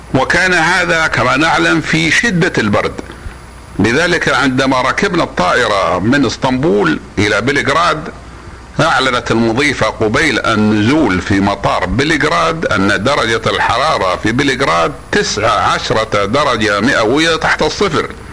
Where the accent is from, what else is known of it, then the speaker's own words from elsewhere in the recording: Saudi Arabia; نحن إخوانكم من المملكة العربية السعودية